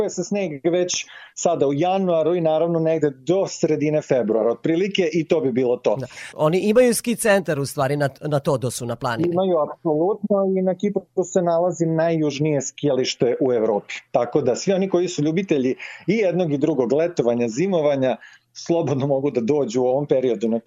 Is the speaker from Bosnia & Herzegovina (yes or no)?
no; Serbia; kod nas u Srbiji